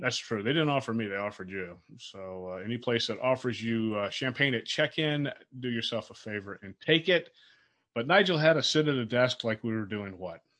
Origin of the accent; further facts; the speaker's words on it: Fort Lauderdale, Florida, United States; we were growing up in Fort Lauderdale